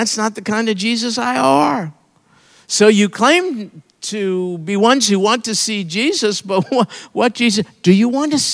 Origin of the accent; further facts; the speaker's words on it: New York, United States; I'm from New York